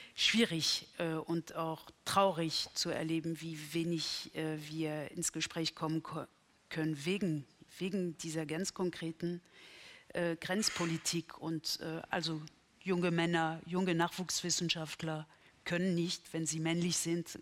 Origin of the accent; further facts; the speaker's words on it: Berlin, Germany; für mich als Berlinerin